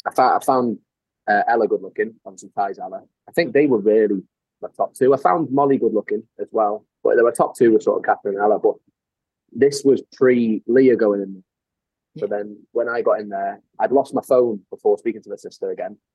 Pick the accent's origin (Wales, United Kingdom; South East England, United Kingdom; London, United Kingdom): Wales, United Kingdom; North; accent: North Walian; I'm from North Wales. Like I've lived my whole life in Wales.